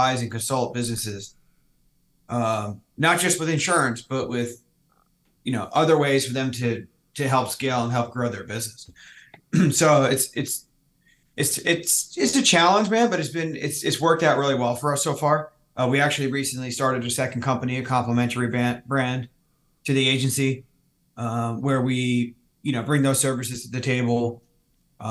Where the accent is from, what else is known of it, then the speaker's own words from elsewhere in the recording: New Jersey, United States; moved away as an adult; also born or lived in Maryland; now in San Diego, United States; I'm from the Northeast. I grew up in Jersey